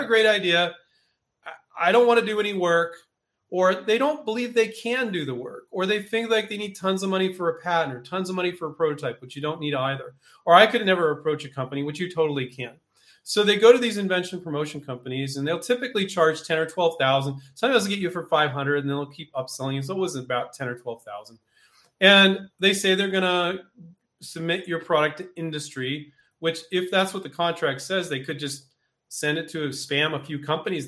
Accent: Silicon Valley, California, United States; moved away as an adult; now in Henderson, United States; I grew up in Silicon Valley

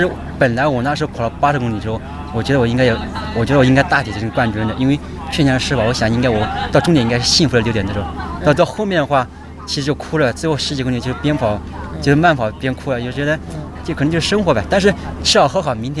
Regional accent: Anhui, China; 我是安安徽的

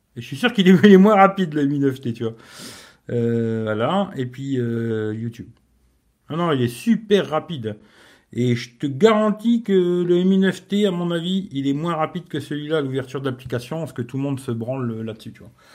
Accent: France; je suis français, mais pas loin de la Belgique

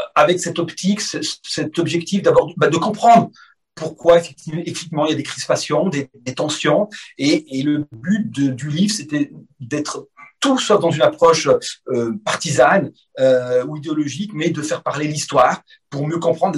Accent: France; je suis né en France

